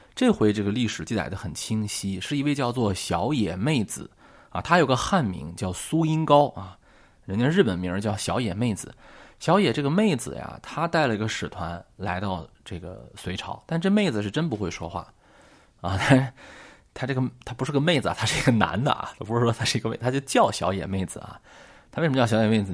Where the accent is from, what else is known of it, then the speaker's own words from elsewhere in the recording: China; 我们呀，作为一个中国人